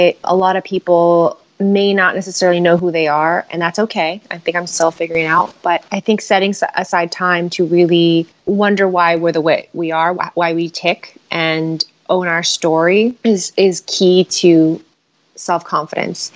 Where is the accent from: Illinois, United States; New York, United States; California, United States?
California, United States; San Francisco; I was born and raised in San Francisco